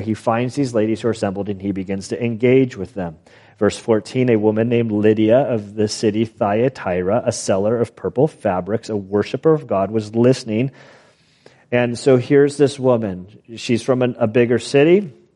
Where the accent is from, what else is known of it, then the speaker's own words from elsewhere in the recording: United States; we as American citizens